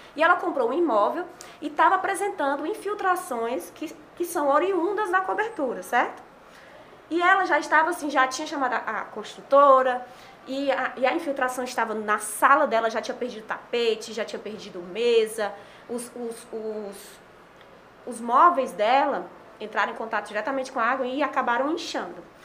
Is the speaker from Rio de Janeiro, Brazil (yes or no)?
no; Fortaleza, Ceará, Brazil; also born or lived in Sobral; eu sou de Fortaleza